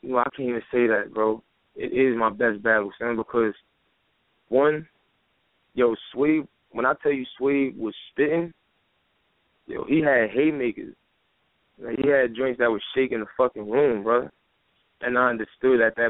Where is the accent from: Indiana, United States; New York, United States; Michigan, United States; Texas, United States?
New York, United States; New York City; I'm born and raised in Brooklyn. You know what I'm saying? I'm from Brooklyn, New York. Bed-Stuy, Brownsville